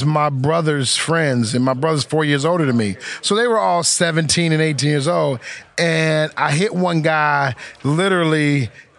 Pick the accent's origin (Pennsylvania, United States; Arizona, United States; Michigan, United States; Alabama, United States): Michigan, United States; Detroit; my hometown of Detroit